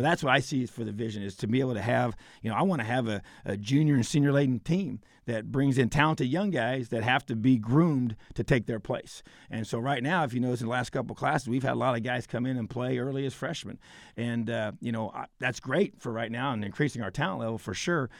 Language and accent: English; Indiana, United States; This is my home state